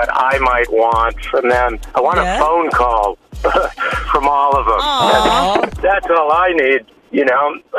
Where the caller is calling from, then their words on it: Rogers, Arkansas, United States; Good morning. I'm calling from Rogers.